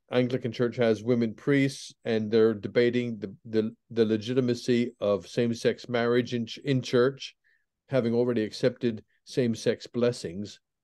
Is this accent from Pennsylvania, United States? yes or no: yes; Pennsylvania, United States; moved away as an adult; also born or lived in England; I was brought up in Pennsylvania in an evangelical, uh, Protestant home